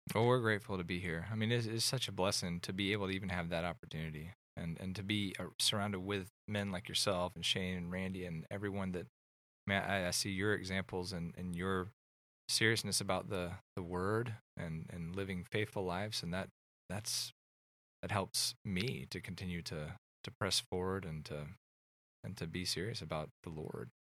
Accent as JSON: {"language": "English", "town": "Atlanta", "region": "Georgia", "country": "United States", "tie": "born or raised there", "also_born_or_lived": "California", "moved": "as an adult", "said": "I grew up in Atlanta, and I moved to California after college"}